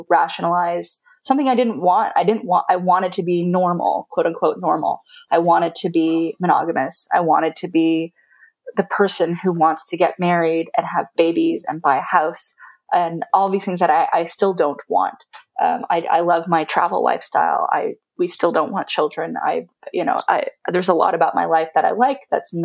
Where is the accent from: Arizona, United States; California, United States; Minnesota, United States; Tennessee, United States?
California, United States; from my background as a Californian, as an American